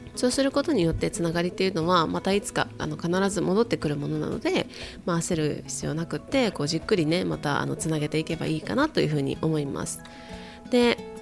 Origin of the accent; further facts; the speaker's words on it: Kyoto, Japan; moved away as an adult; also born or lived in United States; now in Hawaii, United States; 私はね京都の育ちなので海にあんまり行ったことがなくてあとはアメリカでも内陸の方が多かった